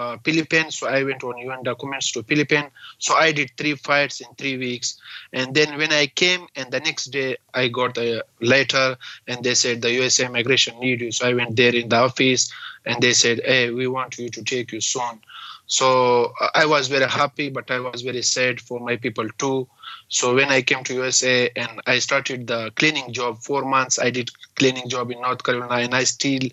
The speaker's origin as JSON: {"language": "English", "region": "Balochistan", "country": "Pakistan", "tie": "born or raised there", "also_born_or_lived": "Manus Island, Papua New Guinea / Australia", "second_language": "English", "moved": "as an adult", "lives_now": "United States", "said": "In my village area, in my province, Balochistan"}